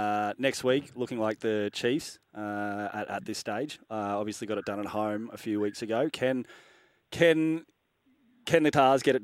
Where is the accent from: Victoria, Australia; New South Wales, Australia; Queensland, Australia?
Queensland, Australia; even as a Queenslander